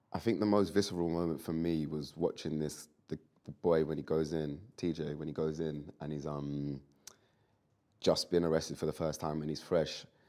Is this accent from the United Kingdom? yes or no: yes; London, United Kingdom; I'm from London. I've grown up in it